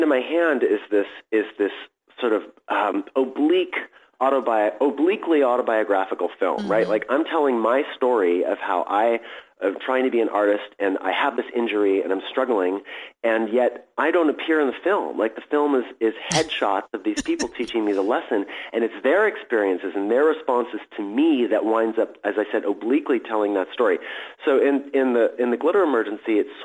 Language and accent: English; San Francisco, California, United States; I grew up in San Francisco at a really wonderful time in the 1970s